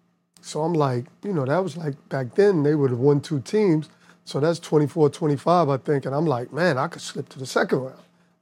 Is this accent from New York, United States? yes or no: yes; New York, United States; I'm from New York.